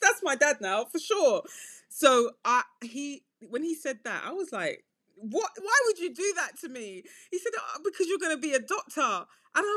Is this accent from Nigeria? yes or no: yes; Nigeria; now in United Kingdom; I'm Nigerian